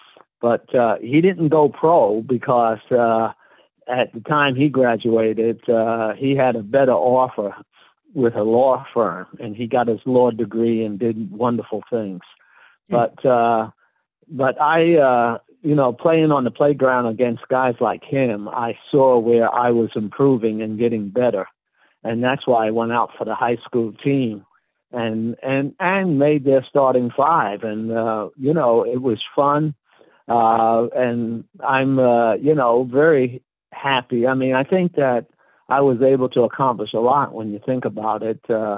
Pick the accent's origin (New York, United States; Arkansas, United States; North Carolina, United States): New York, United States; Brooklyn; Well, Brooklyn has a rich history of people growing up there, you know. When I was growing up, baseball was the main thing, and I was a big Dodger fan.